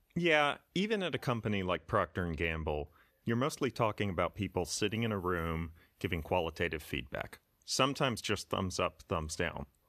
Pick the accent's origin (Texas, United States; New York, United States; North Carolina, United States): Texas, United States; I grew up in Texas.